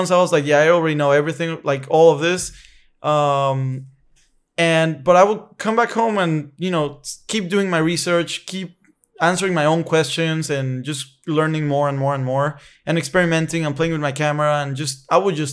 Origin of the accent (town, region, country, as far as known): Querétaro, Mexico; born or raised there; moved away as an adult; also born or lived in Mexico City, Mexico; now in San Diego, United States